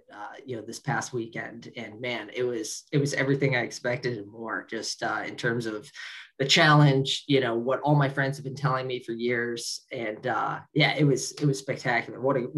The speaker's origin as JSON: {"language": "English", "region": "Ohio", "country": "United States", "said": "Everybody was in Ohio, and it's my home state"}